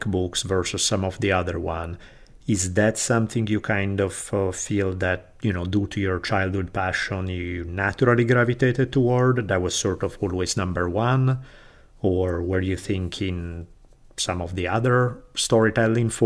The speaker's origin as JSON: {"language": "English", "country": "Italy", "tie": "born or raised there", "moved": "yes", "said": "growing up in Italy"}